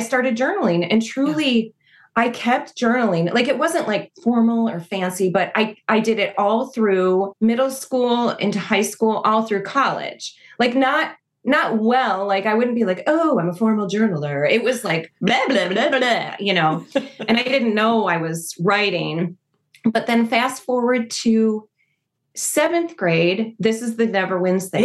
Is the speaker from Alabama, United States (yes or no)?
no; Naperville, Illinois, United States; also born or lived in Oak Park / Westmont / Fox River Grove; I grew up in Naperville